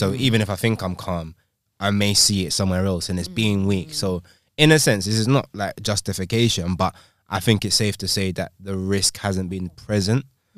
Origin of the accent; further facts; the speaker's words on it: London, United Kingdom; I'm from London, bro, like, generation.